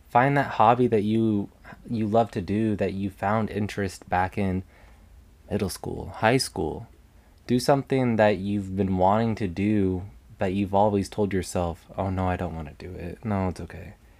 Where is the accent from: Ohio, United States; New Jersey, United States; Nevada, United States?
Nevada, United States; Las Vegas; I am originally from Las Vegas, Nevada, and I'm still currently living in Las Vegas.